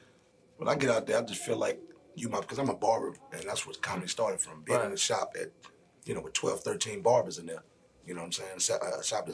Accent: New Orleans, Louisiana, United States; you know, I'm from New Orleans originally. So, you know, talking about your family, coming from a big family, coming from the environment and that whole surrounding.

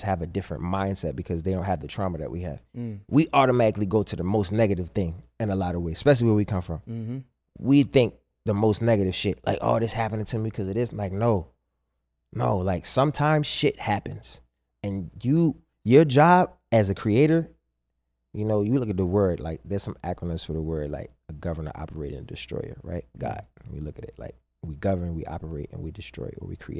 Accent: Baltimore, Maryland, United States; moved away; also born or lived in New Jersey; I moved back to Baltimore from Jersey. To just like, yeah, be close to my mom

